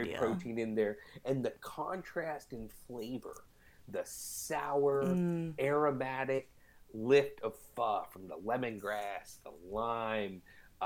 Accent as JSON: {"language": "English", "town": "St. Louis", "region": "Missouri", "country": "United States", "tie": "born or raised there", "moved": "yes", "said": "I grew up in St. Louis"}